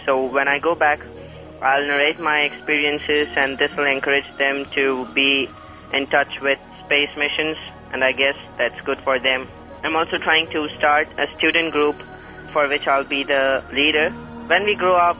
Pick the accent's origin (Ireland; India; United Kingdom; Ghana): India; from India. I'm 14 years old